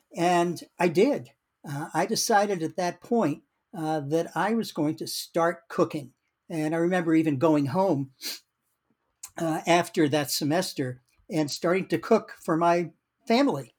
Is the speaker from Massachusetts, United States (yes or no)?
yes; Worcester, Massachusetts, United States; now in Madison, United States; I was born in Worcester, Massachusetts, uh, right, uh, about forty miles, uh, west of Boston